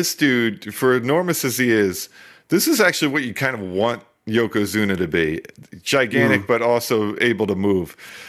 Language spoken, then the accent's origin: English; New Jersey, United States; We don't pump our own gas in Jersey.